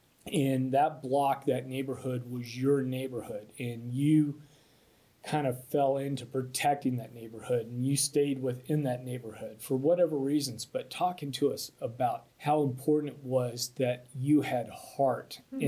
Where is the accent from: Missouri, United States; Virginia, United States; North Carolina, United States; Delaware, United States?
Virginia, United States; Springfield; also born or lived in Portland, Oregon / Louisville, Kentucky; And then from there, we moved to Springfield, Virginia, just outside the Beltway. So did most of my growing up in Northern Virginia, where you couldn't swing a cat without hitting something of historical significance.